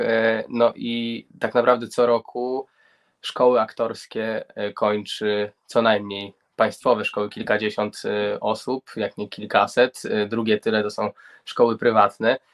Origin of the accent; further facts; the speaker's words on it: Grudziądz, Kuyavian-Pomeranian Voivodeship, Poland; ja pochodzę z Gruziądza, z Kujaw i Pomorza